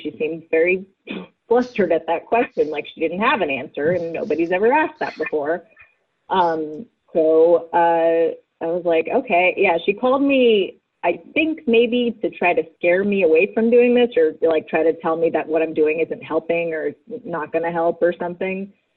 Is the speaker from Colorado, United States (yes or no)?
no; Virginia, United States; moved away as an adult; now in Los Angeles, United States; I'm from Virginia and I'm a writer